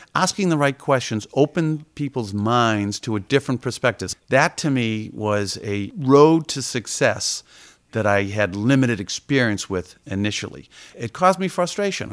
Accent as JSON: {"language": "English", "town": "Boston", "region": "Massachusetts", "country": "United States", "tie": "born or raised there", "said": "I was a kid from Dorchester growing up"}